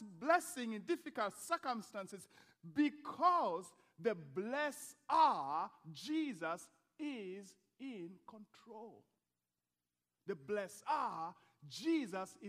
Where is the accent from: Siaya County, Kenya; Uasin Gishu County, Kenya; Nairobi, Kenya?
Uasin Gishu County, Kenya; Eldoret; moved away; Eldoret is my hometown